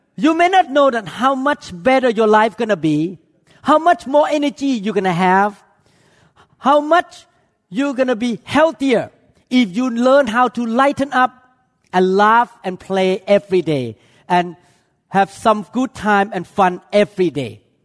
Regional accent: Thailand; moved away; I came from Chinese culture, even though I grew up in Thailand

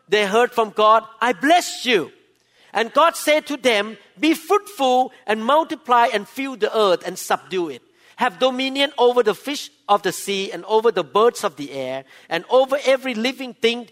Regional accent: Thailand; now in United States; I'm Thai by birth

